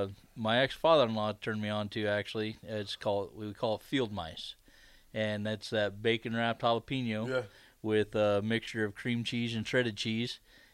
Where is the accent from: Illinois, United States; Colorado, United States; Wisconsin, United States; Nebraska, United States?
Nebraska, United States; Kearney; also born or lived in Seward, Nebraska; I'm from Seward, Nebraska. Mm-hmm. Grew up in Kearney, moved to Seward when I was 12.